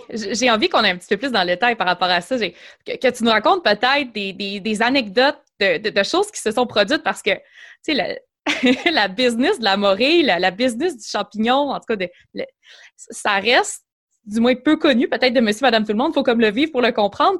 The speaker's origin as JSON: {"language": "French", "town": "Chicoutimi", "region": "Quebec", "country": "Canada", "tie": "born or raised there", "said": "je suis originaire du, Saguenay du du Beau-Chicoutimi"}